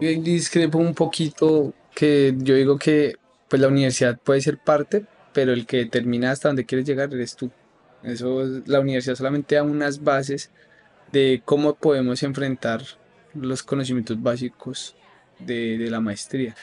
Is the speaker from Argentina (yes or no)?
no; Bogotá, Colombia; moved away as an adult; now in Barcelona, Spain; soy de Colombia, Bogotá.